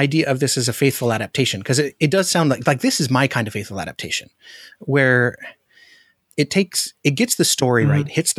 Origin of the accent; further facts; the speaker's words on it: Alaska, United States; I'm from Alaska.